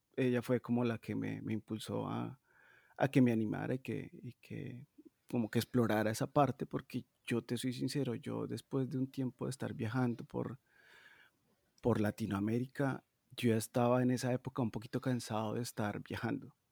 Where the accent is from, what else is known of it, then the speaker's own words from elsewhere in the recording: Medellín, Antioquia, Colombia; moved away as an adult; also born or lived in Bogotá, Colombia / Brazil; now in Stockholm, Sweden; yo soy de Medellín, pero viví mucho tiempo en Bogotá